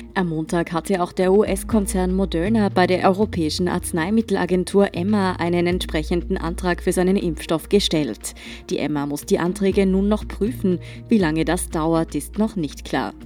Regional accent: Tyrol, Austria; Ich komme ja selbst aus Tirol

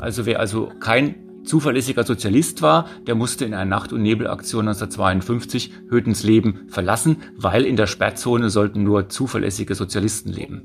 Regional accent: Rhineland-Palatinate, Germany; Ich bin aufgewachsen im Westen der Bundesrepublik, in einem kleinen Ort in Rheinland-Pfalz

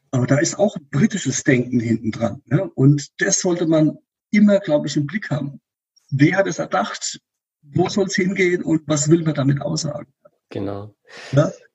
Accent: Rhineland-Palatinate, Germany; in der Pfalz, wo ich herkomme

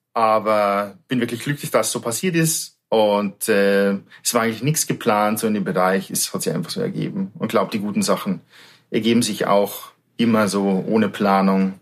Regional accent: between Munich and Salzburg, Bavaria, Germany; moved away as an adult; also born or lived in Fuerteventura; Ich bin ein Südstaatler aus Bayern sozusagen, aus südlichen Ländern zwischen München und Salzburg aufgewachsen, ein kleines Dorf

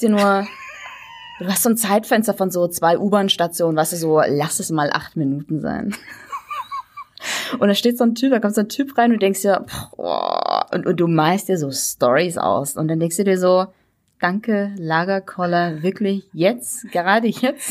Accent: Saxony, Germany; accent: Saxon; als Sachse, also nicht gebürtig, aber als Sachse

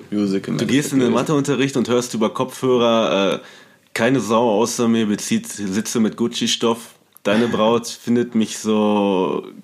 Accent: Paderborn, North Rhine-Westphalia, Germany; moved away; Ich kannte die noch damals aus Paderborn, einer mhm. Hip-Hop-Hochburg zu der Zeit, wo ich herkomme

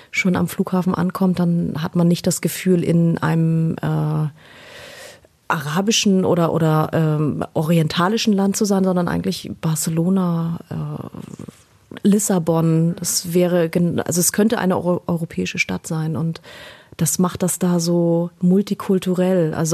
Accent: Israel; da meine Heimat Israel ist, beziehungsweise meine Familie in Israel lebt, wäre das jetzt so von dem Essen her genau das, um äh, eigentlich nach Israel zu reisen mit dir.

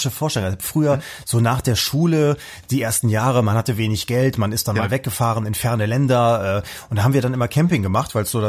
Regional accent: West Germany, Germany; wie gesagt, aufgewachsen wachsen im Westen

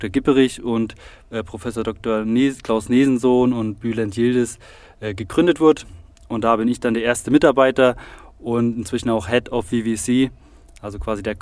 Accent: Saarbrücken, Saarland, Germany; born there; also born or lived in Biberach; ich bin 29, gebürtig in Saarbrücken und von dort hat mich meine Zimmererausbildung nach Biberach verschlagen.

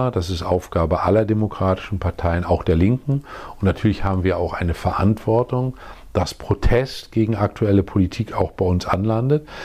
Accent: East Germany, Germany; Ich bin ein Ostdeutscher, der ein Angebot macht

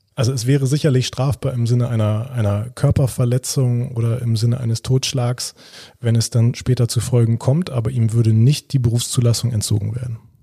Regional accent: Germany; hier bei uns in Deutschland

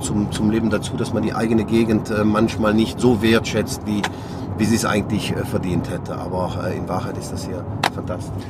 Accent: Sankt Vith, Wallonia, Belgium; Meine Heimatstadt St. Vit, aus der ich stamme

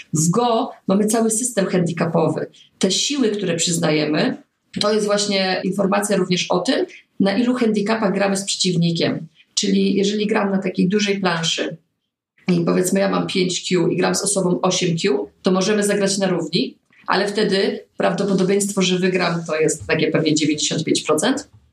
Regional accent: Poznań, Greater Poland, Poland; jesteśmy z Poznania

